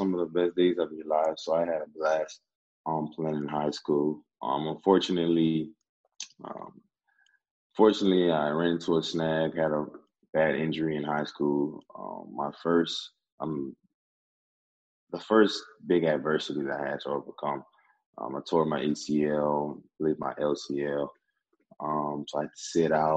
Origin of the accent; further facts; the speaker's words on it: Breaux Bridge, Louisiana, United States; My hometown of Brobridge is a small town, less than 10,000 people